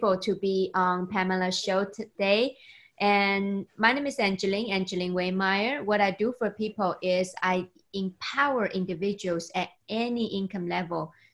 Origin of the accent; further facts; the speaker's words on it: China; moved away; I was born and raised in China